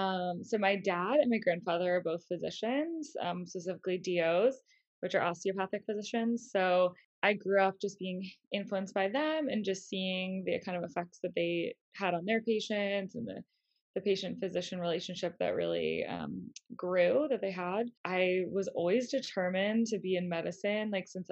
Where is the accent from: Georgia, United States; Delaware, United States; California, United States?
Delaware, United States; moved away as an adult; now in Miami, United States; So I'm from Delaware, actually, the first state. Most people don't know where it is because it's so tiny. but it's really close to Philadelphia. It's like 35 minutes from Philly. So used to going there, you know, growing up.